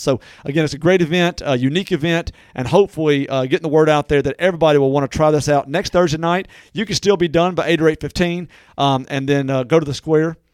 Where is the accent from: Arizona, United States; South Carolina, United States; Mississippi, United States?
Mississippi, United States; Natchez; born or raised there; moved away